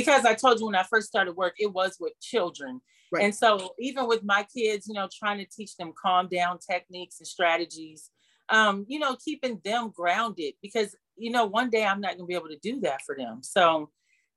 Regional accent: Toledo, Ohio, United States; now in Seattle, United States; my hometown of Toledo

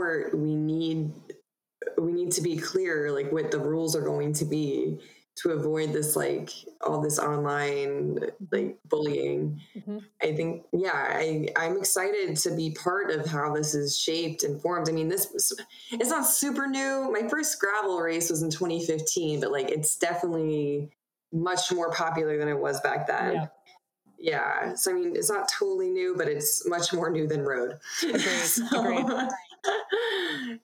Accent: Broomfield, Colorado, United States; also born or lived in Staten Island, New York; I moved to Colorado

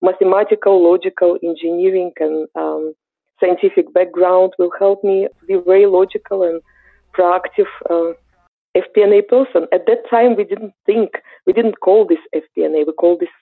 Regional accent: Ukraine; English is a second language; moved away as an adult; As you can hear from my accent, I'm originally from Eastern Europe. I'm Ukrainian.

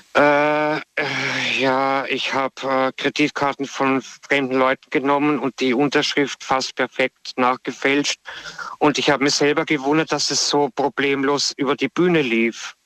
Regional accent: Austria; ich komme ursprünglich aus Österreich

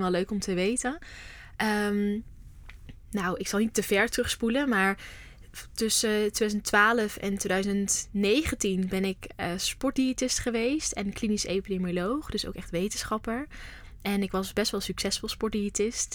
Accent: North Brabant, Netherlands; also born or lived in Amsterdam; now in Vught, Netherlands; Maar ik kom niet uit Amsterdam, ik kom uit Brabant

